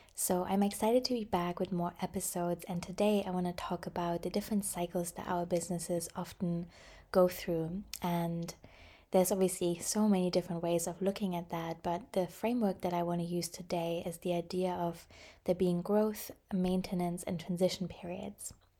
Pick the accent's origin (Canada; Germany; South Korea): Germany; I grew up in Germany